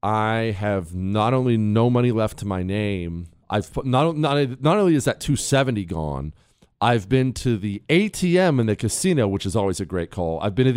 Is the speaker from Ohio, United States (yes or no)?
yes; Ohio, United States; also born or lived in Montana; Remember, I grew up in Ohio and Montana.